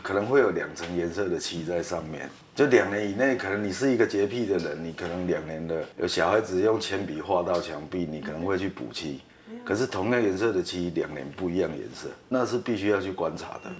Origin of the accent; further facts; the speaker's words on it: Taiwan; 其实他可以做出我们台湾人六十个钟头做出的事情